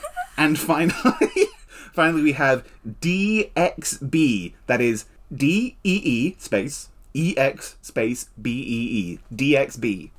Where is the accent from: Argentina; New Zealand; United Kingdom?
United Kingdom; England; I'm English.